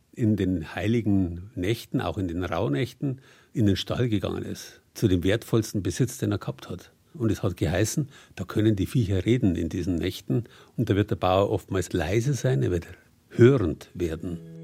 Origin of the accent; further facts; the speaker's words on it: Bavaria, Germany; bei uns in Bayern